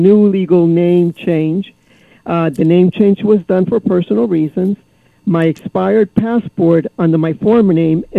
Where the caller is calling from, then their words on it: Orlando, Florida, United States; I'm calling from Orlando